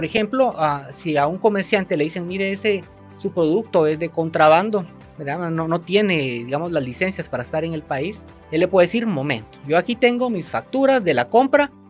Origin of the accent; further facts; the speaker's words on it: Guatemala; para poder hacer valer ese derecho que tenemos como guatemaltecos.